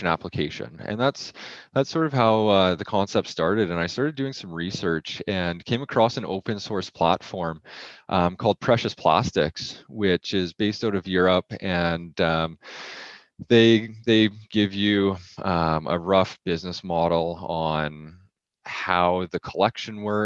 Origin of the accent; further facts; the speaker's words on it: Edmonton, Alberta, Canada; So I grew up in Edmonton, Alberta